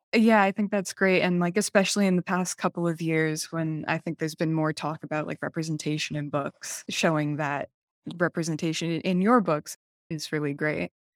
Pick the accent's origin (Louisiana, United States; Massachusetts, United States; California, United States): Massachusetts, United States; I'm also from Massachusetts